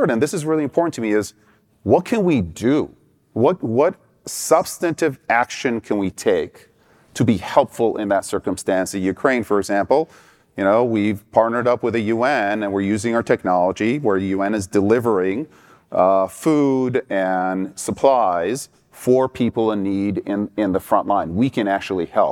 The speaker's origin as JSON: {"language": "English", "country": "Iran", "tie": "born or raised there", "moved": "yes", "said": "I experienced growing up in Iran"}